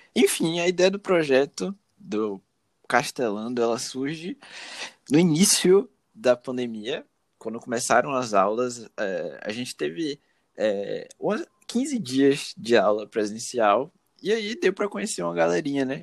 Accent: Salvador, Bahia, Brazil; sou soteropolitano

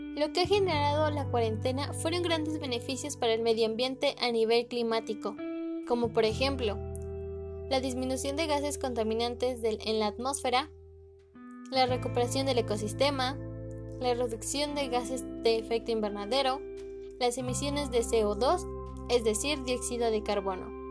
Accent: Mexico City, Mexico; soy de la Ciudad de México

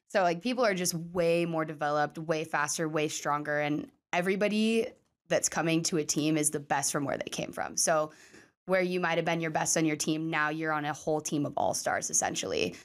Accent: Sumner, Washington, United States; born or raised there

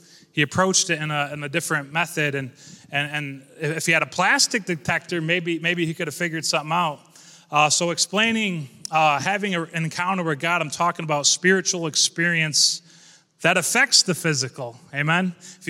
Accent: Corning, New York, United States; I'm here from Corning, New York. Shout out to Corning.

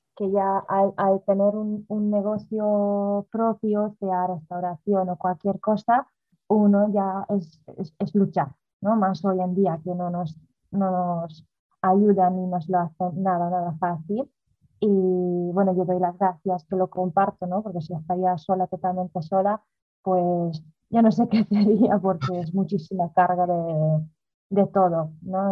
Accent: Hungary; moved away as an adult; also born or lived in Galicia, Spain / Netherlands; now in Spain; yo nací en Hungría, a los 18 años me he venido a España a vivir con mi madre

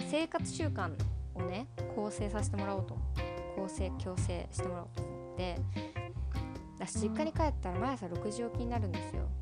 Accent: United States; born there; とアメリカで生まれたんですけど

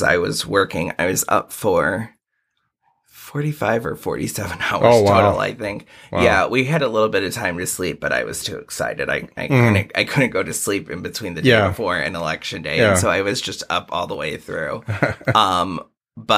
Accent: Granger, Indiana, United States; also born or lived in Munster, Indiana / Merrillville, Indiana; I moved to Granger in 97. I'm from Northwest Indiana.

